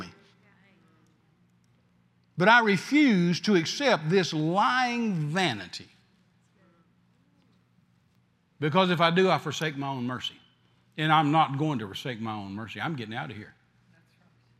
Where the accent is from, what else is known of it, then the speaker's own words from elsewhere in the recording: the South, United States; I'm from the South